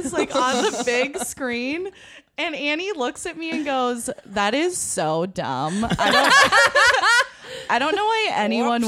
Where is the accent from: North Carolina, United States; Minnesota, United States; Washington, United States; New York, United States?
Minnesota, United States; We're here from Minnesota